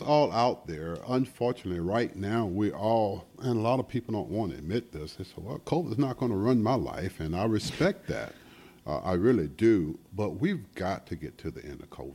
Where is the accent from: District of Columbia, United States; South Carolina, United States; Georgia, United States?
South Carolina, United States; Sumter; moved away; back home when I grew up in Sumter, South Carolina